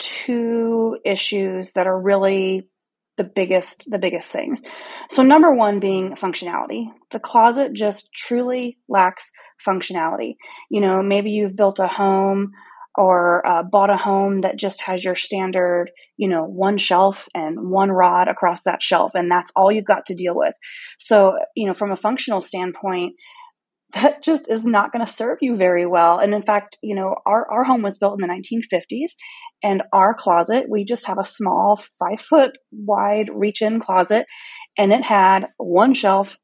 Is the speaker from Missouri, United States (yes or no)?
yes; Missouri, United States; I'm from Missouri, just a small town in Missouri.